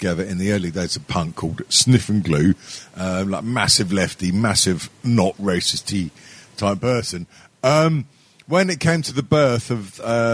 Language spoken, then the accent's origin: English; Manchester, North West England, United Kingdom; moved away; also born or lived in Cardiff; after I was born in Cardiff, I was raised in Didsbury, so I've still got a bit of the mank in me.